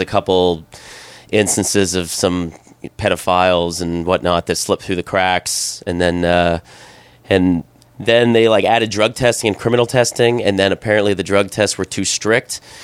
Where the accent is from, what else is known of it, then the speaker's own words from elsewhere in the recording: Canada; moved away as an adult; also born or lived in South Korea / Hong Kong / Thailand; growing up in Canada